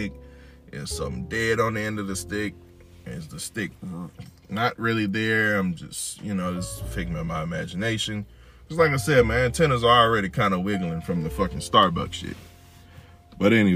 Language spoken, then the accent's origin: English; Louisiana, United States; I'm from Louisiana